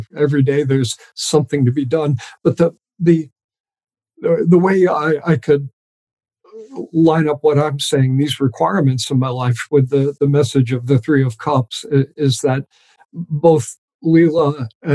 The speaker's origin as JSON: {"language": "English", "region": "New York", "country": "United States", "tie": "born or raised there", "moved": "yes", "said": "I grew up just outside of New York City"}